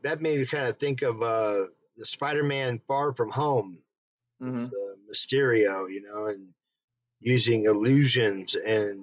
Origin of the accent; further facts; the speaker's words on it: Denver, Colorado, United States; not even from the South. I was born in Denver.